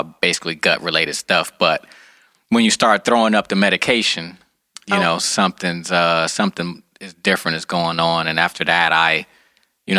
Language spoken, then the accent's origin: English; Detroit, Michigan, United States; also born or lived in Fort Lauderdale, Florida; I'm from Michigan